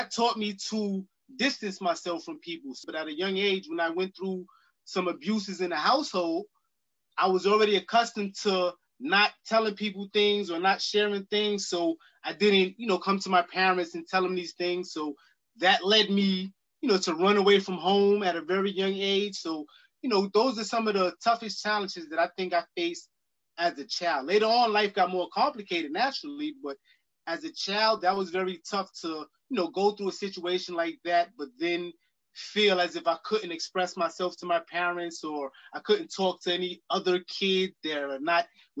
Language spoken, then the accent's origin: English; New York City, New York, United States; I grew up in Queens, New York, in Jamaica, Queens, in the Springfield Garden section